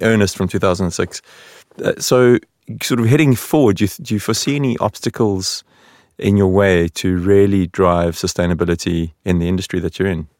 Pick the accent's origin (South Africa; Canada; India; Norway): South Africa; now in Sweden; the South African in the room